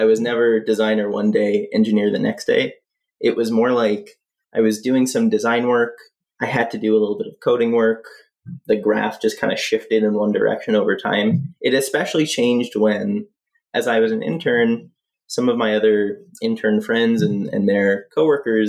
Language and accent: English; Montreal, Quebec, Canada; moved away as an adult; now in Toronto, Canada; I'm actually from Montreal and I moved here like 7 years ago.